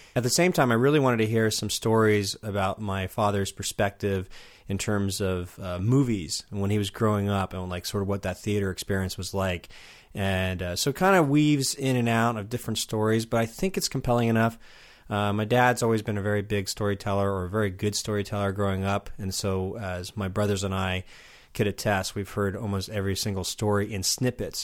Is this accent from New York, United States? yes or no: yes; Southampton, New York, United States; moved away; also born or lived in Los Angeles; I was born in Southampton